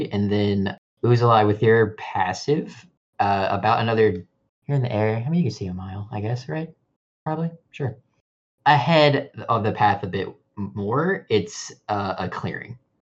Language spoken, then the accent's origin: English; United States; I grew up in America, and I only know miles.